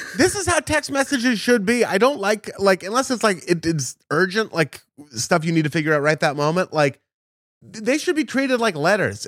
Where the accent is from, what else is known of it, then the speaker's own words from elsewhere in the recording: Portland, United States; I'm from the other least Jewish place, Portland